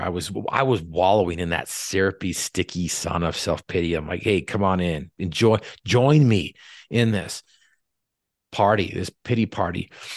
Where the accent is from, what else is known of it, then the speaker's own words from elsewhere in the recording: North Logan, Utah, United States; We grew up in North Logan